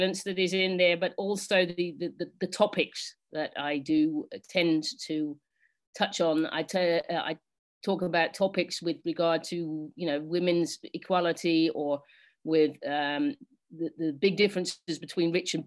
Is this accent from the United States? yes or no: no; England, United Kingdom; now in Netherlands; I'm English, and because I live in Holland, I can't vote in England